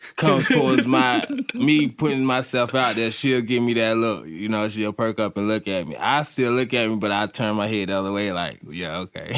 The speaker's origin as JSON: {"language": "English", "town": "Durham", "region": "North Carolina", "country": "United States", "moved": "as an adult", "lives_now": "Asheville, United States", "said": "I'm from Durham, North Carolina. Uh, move to the Asheville, you know, to chase this recovery"}